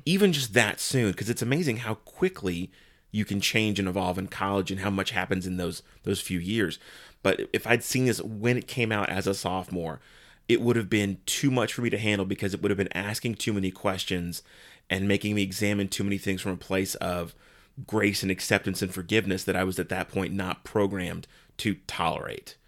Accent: San Antonio, Texas, United States; I grew up in San Antonio

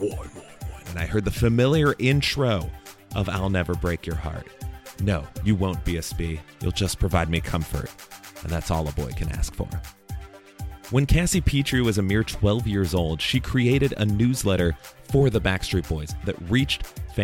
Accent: Chicago, Illinois, United States; As a kid growing up in Chicago

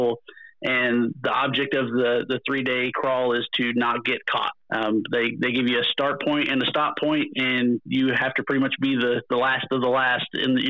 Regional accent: Missouri, United States; So I grew up in Missouri, a little bitty town, probably about 500 or 600 people

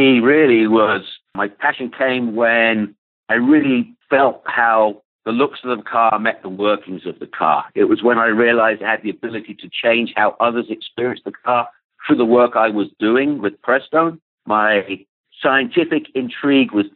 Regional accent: England, United Kingdom; now in United States; I grew up in England

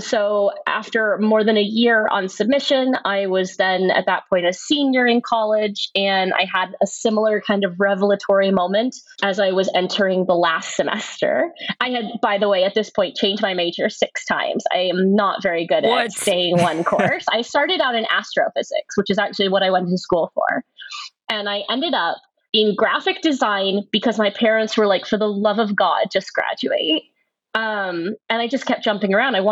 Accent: Nashville, Tennessee, United States; I grew up in Nashville, Tennessee

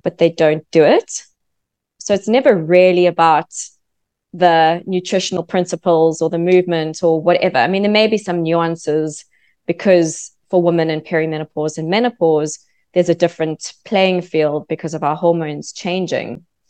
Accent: South Africa; moved away as an adult; also born or lived in London; now in Australia; I'm actually from South Africa. So from South Africa, moved to London

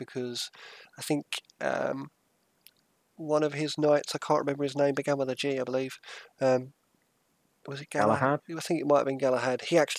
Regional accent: England, United Kingdom; in my bloodline I've got numerous different genetic codes from numerous different places in the world, and that is what I think of as English.

